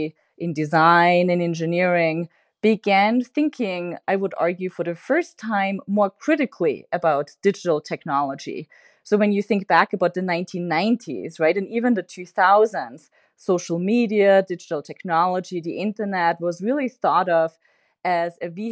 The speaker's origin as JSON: {"language": "English", "country": "Austria", "said": "I'm originally from Austria."}